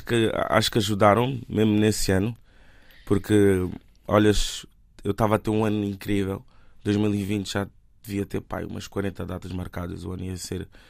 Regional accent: Lisbon, Portugal; born or raised there; also born or lived in Benguela, Angola

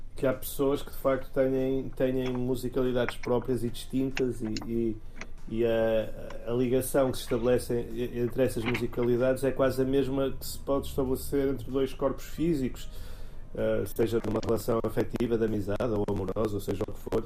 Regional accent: Porto, Norte, Portugal; eu sou do Porto

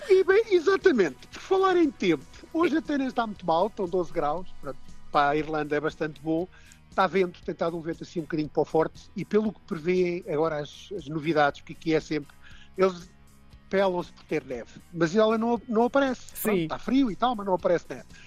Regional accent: Portugal; moved away as an adult; now in Dublin, Ireland; não sou irlandês, sou português, não é? E muito, muito bem nascido e criado em Portugal

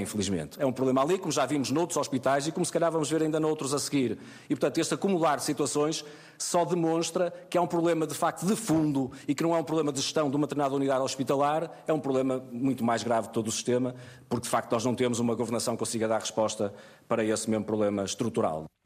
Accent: Portugal

